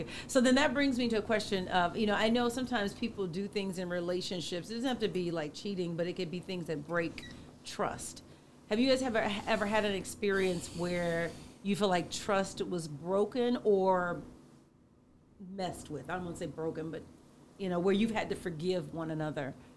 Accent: the South, United States; I grew up in the South

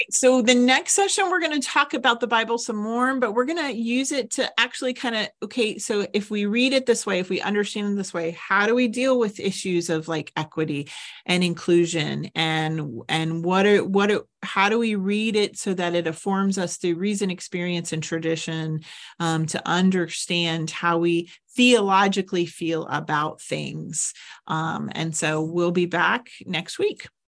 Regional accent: United States

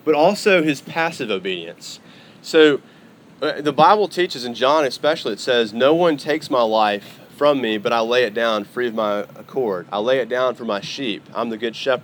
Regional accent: Arkansas, United States; also born or lived in Texas; now in Oklahoma, United States; I am from Arkansas originally. Now I'm an Oklahoman

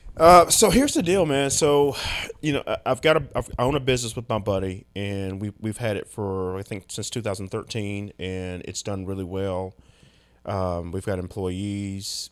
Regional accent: United States; as American men

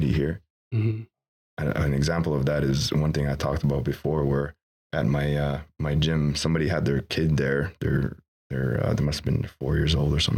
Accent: Kahnawake, Quebec, Canada; I'm from Ganawage

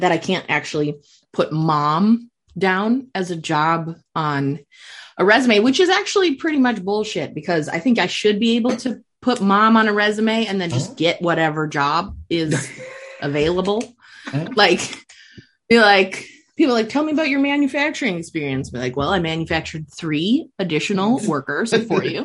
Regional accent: Crookston, Minnesota, United States; I grew up in Crookston, Minnesota.

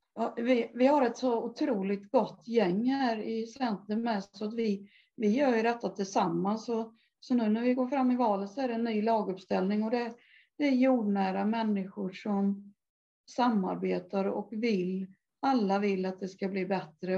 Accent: Älvsered, Sweden; jag kommer ifrån Älvsred, uppvuxen där

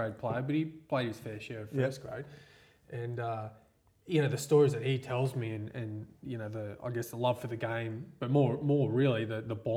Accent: Sunshine Coast, Queensland, Australia; also born or lived in Gladstone, Queensland / Mossman, Queensland; So a Sunshine Coast mainly, right from the end of primary school and then high school

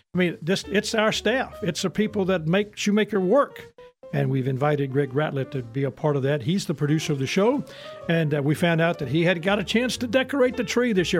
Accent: Houston, Mississippi, United States; also born or lived in Jackson, Mississippi; I'm from Houston, Mississippi originally, and it was a small town. And, you know, now, when we were little kids, we lived in Jackson

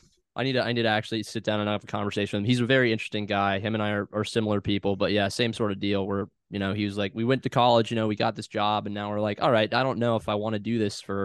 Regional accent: Clemson, South Carolina, United States; also born or lived in Raleigh, North Carolina / Winston-Salem, North Carolina; I grew up, I was born in Raleigh, North Carolina originally, and then moved to Clemson, South Carolina when I was like three, and then spent a little bit of time in Winston-Salem, North Carolina as well too

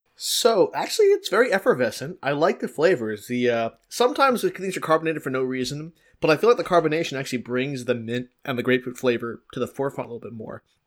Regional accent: Philadelphia, Pennsylvania, United States; It is my hometown

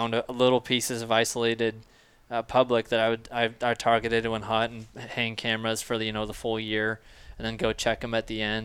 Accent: Illinois, United States; moved away as an adult; also born or lived in Sioux Center, Iowa; now in Oskaloosa, United States; I grew up in the Quad Cities area

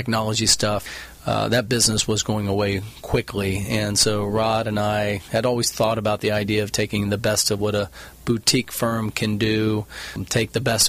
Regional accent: Houston, Texas, United States; moved away as an adult; now in Newport Beach, United States; I grew up in Houston, Texas, went to school at University of Texas. That was the mid-80s.

